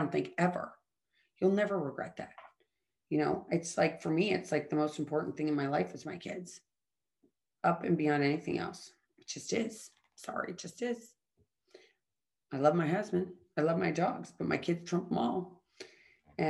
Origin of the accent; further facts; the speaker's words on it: St. Louis, Missouri, United States; I grew up in St. Louis, Missouri